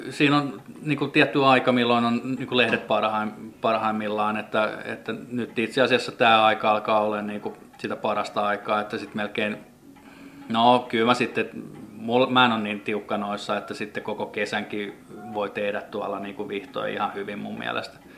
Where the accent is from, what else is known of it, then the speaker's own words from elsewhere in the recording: Finland; me ollaan kasvettu kai täällä Suomessa niin jotenkin siihen koivun tuoksuun